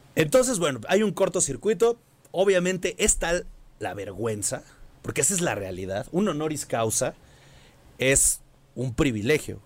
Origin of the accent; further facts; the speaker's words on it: Mexico City, Mexico; nosotros somos chilangos